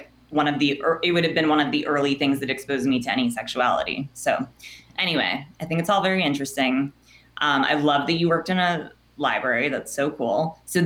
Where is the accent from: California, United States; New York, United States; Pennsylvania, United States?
California, United States; Los Angeles; accent: Valley girl; I am from the Valley and I still live in the Valley.